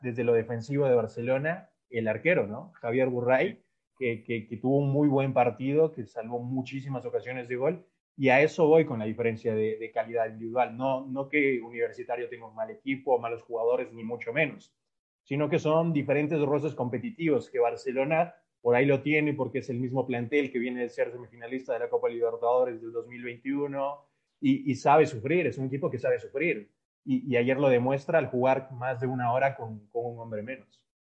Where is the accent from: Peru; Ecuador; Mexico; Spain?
Ecuador; yo soy de Ecuador